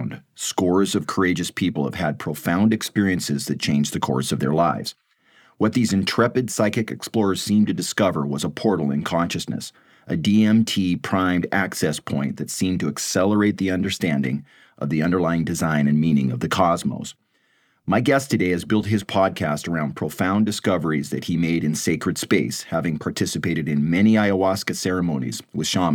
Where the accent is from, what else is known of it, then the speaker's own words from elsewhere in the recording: West Coast, United States; Growing up on the West Coast, the lore of the 1960s free-thinking hippie peace movement was something that was part of our heritage